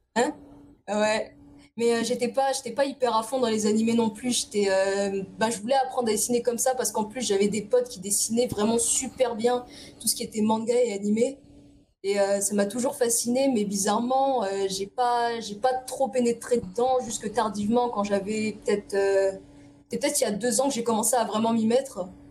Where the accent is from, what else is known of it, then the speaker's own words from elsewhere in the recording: Évry-Courcouronne, Île-de-France, France; also born or lived in Paris; je suis née dans une cité qui c'est c'est Évry-Courcouronne